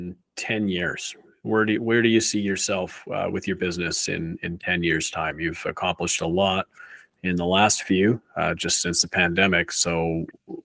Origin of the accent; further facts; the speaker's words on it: Canada; I'm Canadian